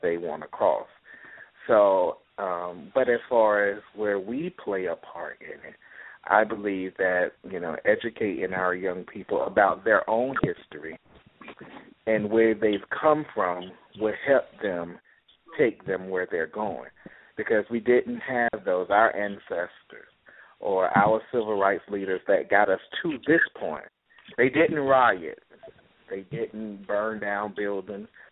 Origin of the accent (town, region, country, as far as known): Jacksonville, Florida, United States